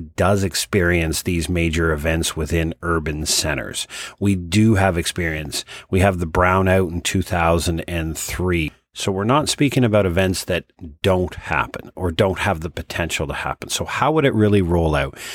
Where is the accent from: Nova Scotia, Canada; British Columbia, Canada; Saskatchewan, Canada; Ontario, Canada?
Nova Scotia, Canada; Halifax; the city of Halifax, my hometown